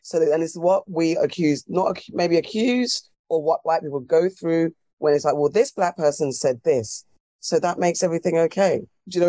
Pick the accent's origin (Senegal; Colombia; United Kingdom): United Kingdom; me being Ghanaian British